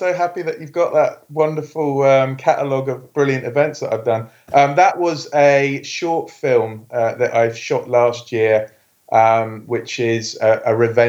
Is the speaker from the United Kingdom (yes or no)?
yes; England, United Kingdom; I am an English person through and through.